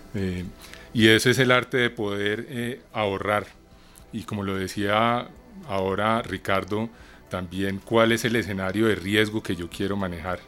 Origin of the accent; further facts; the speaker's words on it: Colombia; amo el café como buen colombiano